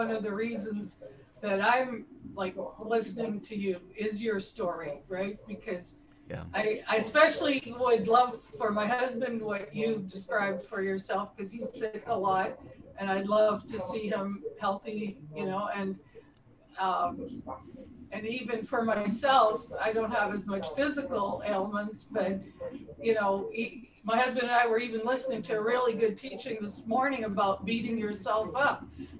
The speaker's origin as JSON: {"language": "English", "country": "Brazil", "tie": "born or raised there", "said": "Okay, well, I grew up in Brazil. Yeah, my parents are missionaries"}